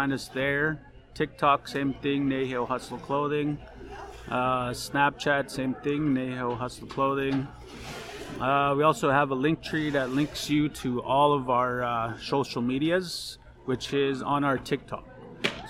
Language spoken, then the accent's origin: English; Ahtahkakoop First Nation, Saskatchewan, Canada; moved away as an adult; now in Saskatoon, Canada; I'm from Attakakoot First Nation. Pretty much grew up there.